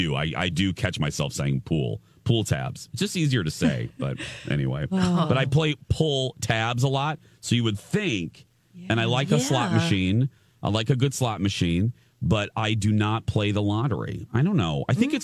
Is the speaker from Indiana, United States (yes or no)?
yes; Indiana, United States; accent: Indiana; It's the remnants of my Indiana accent coming out, I guess, especially on the TV show.